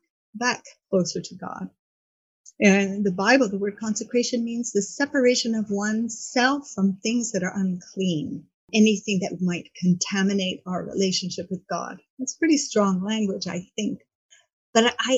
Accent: Montreal, Quebec, Canada; moved away as an adult; now in Key Biscayne, United States; born in Montreal, Canada. Moved to Miami about 30 years ago to Key Biscayne.

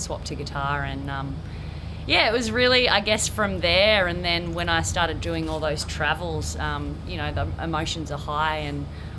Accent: Quirindi, New South Wales, Australia; also born or lived in Tamworth; now in Coffs Harbour, Australia; I grew up down in Quirindi, just about 45 minutes away from Tamworth

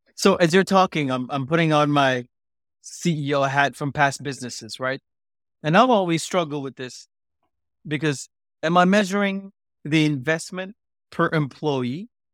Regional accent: Singapore; also born or lived in India; born in India, growing up in Singapore, being a South Asian

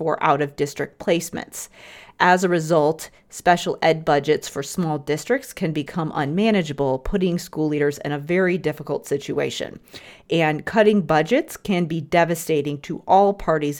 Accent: Chicago, Illinois, United States; I grew up in the Chicago area, which meant I lived in a community with an abundance of organizations

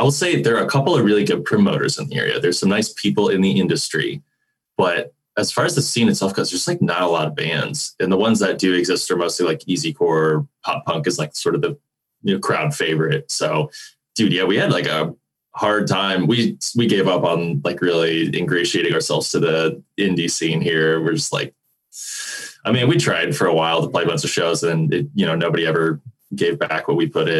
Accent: central Indiana, United States; Indianapolis area. So a little spread all over the state, but central Indiana.

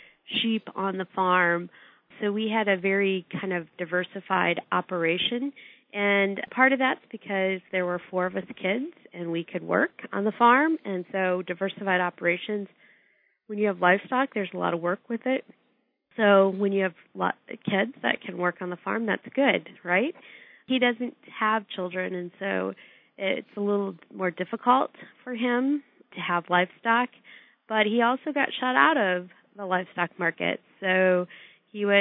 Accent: Nebraska, United States; born or raised there; moved away

